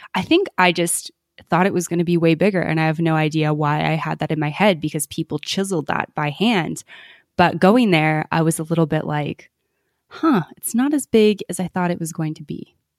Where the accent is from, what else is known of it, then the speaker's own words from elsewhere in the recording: Canada; moved away; we're from Canada originally